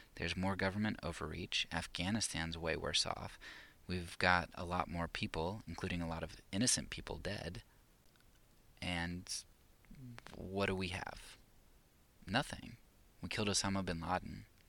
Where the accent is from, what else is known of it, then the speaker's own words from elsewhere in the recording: United States; I'm an American